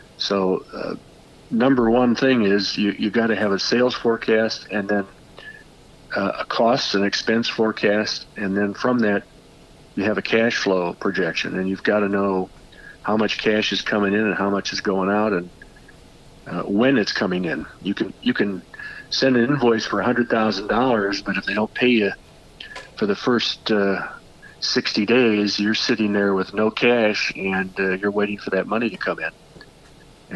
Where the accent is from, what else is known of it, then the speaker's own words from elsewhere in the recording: Peoria, Illinois, United States; I'm born and raised in Peoria.